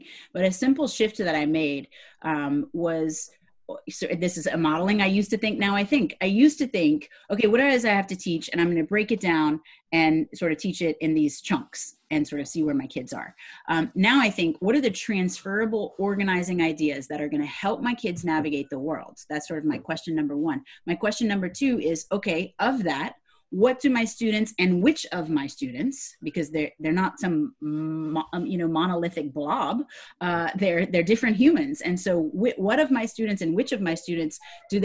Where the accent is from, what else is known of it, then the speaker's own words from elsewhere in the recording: Louisiana, United States; And I'm from the South. I'm from Louisiana